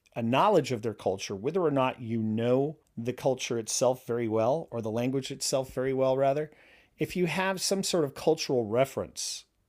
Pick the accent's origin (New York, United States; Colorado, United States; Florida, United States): New York, United States; moved away as an adult; also born or lived in Connecticut / Pennsylvania / Virginia / Leningrad; now in Warrenton, Virginia, United States; I'm originally from New York State. Uh, grew up in New York State and, uh, in and around New York City in Connecticut, Pennsylvania.